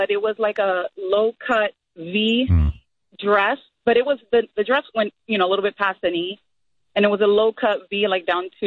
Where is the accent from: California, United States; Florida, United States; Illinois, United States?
Florida, United States; I'm from Florida